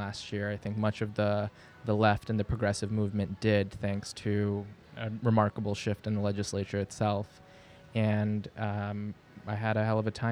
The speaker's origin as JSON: {"language": "English", "town": "New York City", "region": "New York", "country": "United States", "tie": "born or raised there", "also_born_or_lived": "Lahore, Pakistan / Long Island, New York", "said": "I was born in Bay Ridge in Brooklyn on 9/11/1990"}